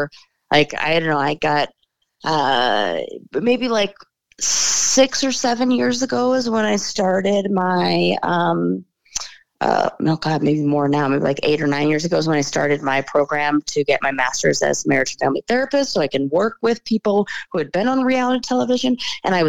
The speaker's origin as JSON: {"language": "English", "town": "Los Angeles", "region": "California", "country": "United States", "tie": "born or raised there", "also_born_or_lived": "San Francisco", "said": "I was born in Los Angeles, born and raised"}